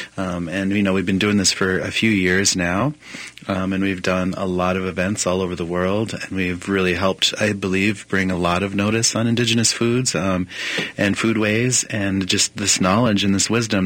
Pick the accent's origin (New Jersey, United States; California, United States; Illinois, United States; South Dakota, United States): South Dakota, United States; Pine Ridge Reservation; moved away; growing up on Pine Ridge Reservation in South Dakota